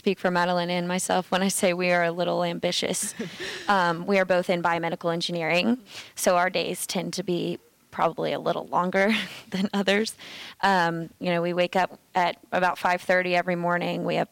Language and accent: English; St. Albans, West Virginia, United States; I come from St. Albans, West Virginia, which isn't super rural